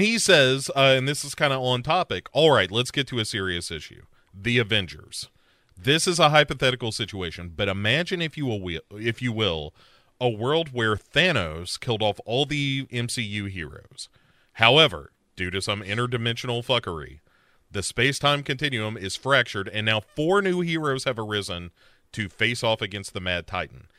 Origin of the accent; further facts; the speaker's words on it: United States; as an American